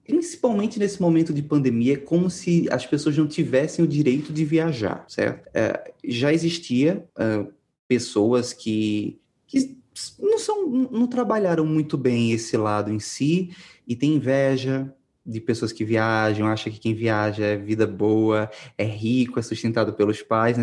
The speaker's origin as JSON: {"language": "Portuguese", "region": "Pernambuco", "country": "Brazil", "said": "eu sou de Pernambuco"}